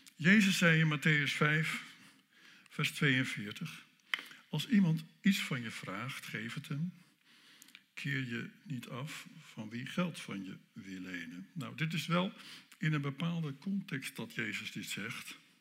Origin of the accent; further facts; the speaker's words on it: North Holland, Netherlands; Dan kom ik uit Noord-Holland